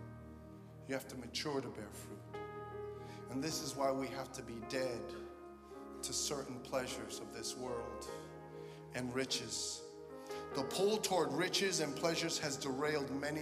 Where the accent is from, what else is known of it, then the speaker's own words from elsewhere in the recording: New York City, New York, United States; I'm from Brooklyn.